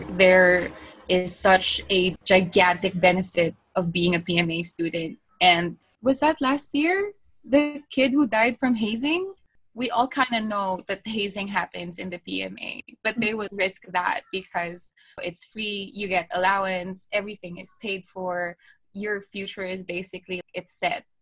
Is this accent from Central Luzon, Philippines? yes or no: no; Cordillera Administrative Region, Philippines; as an Igorot, as an indigenous person, as a Filipino, we know what that division creates